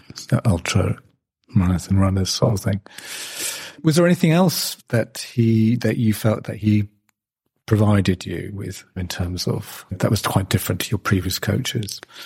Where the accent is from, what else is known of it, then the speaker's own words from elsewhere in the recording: England, United Kingdom; us in the English community